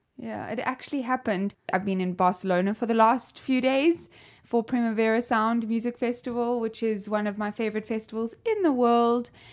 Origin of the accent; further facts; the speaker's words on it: South Africa; I'm from South Africa, as you can hear my accent